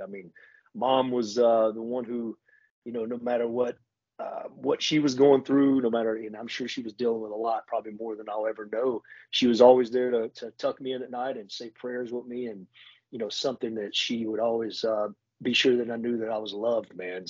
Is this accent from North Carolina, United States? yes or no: yes; Hickory, North Carolina, United States; moved away as an adult; now in Mooresville, United States; currently I reside in Mooresville, North Carolina, but I am from Hickory, North Carolina, which is, you know, it's a grown town now, but it was a little small town as I was growing up.